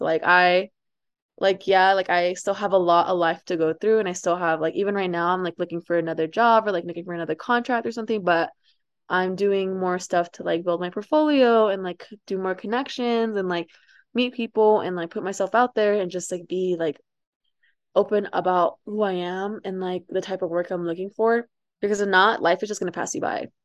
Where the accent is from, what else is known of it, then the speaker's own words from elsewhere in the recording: Amarillo, Texas, United States; also born or lived in Ciudad Juarez, Chihuahua, Mexico; I, like, went to high school and some of middle school here in Amarillo, which is where I'm at right now